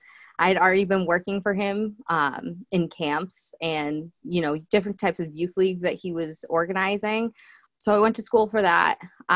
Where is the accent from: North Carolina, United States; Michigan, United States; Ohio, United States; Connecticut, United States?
Connecticut, United States; Stafford; So I grew up in Stafford. It's like the smallest farm town in Connecticut. I graduated with like 85 people in my class.